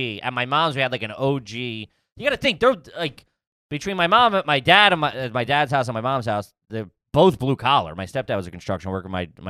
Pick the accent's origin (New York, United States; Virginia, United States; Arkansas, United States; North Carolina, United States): New York, United States; Flatbush; I was in Flatbush.